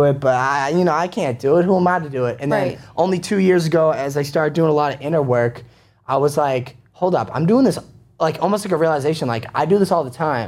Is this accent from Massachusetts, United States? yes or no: yes; Quincy, Massachusetts, United States; also born or lived in Dorchester, Boston; now in Boston, United States; From Quincy, Massachusetts. Born and raised